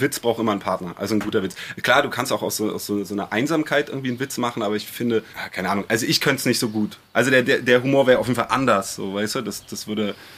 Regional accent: Berlin, Germany; weil ich bin ja Kreuzberger.

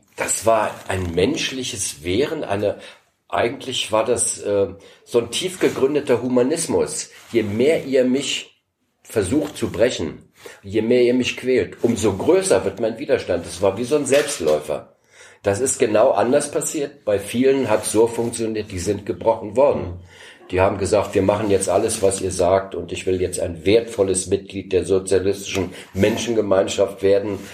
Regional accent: Berlin, Germany; moved away; Ich bin ja in Ostberlin oder in Berlin geboren und äh, war zu einer Zeit Schüler, als es die Mauer noch gar nicht gab

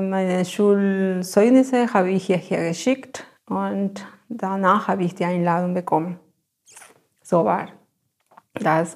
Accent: Ayacucho, Peru; German is a second language; moved away as an adult; also born or lived in Lima, Peru; now in Germany; ich komme aus Ayacucho. Ne? Das ist eine Stadt äh, von den Anden

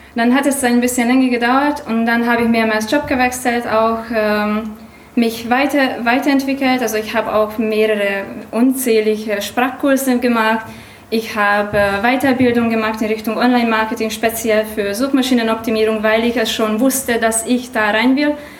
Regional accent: Hungary; German is a second language; now in Germany; Ich komme ursprünglich aus Ungarn, also Entschuldigung für meinen Akzent und für mein Deutsch

